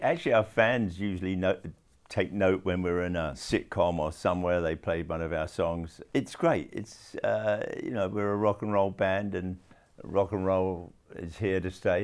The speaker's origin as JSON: {"language": "English", "region": "London", "country": "United Kingdom", "tie": "born or raised there", "said": "when I was growing up in London."}